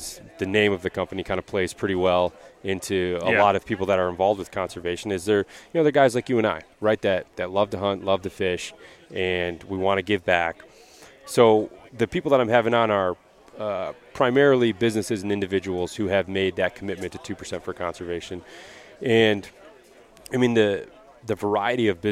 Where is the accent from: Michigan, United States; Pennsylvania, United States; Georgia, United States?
Michigan, United States; Lewiston; now in Metro Detroit, United States; I grew up a little bit northeast here, a small town called Lewiston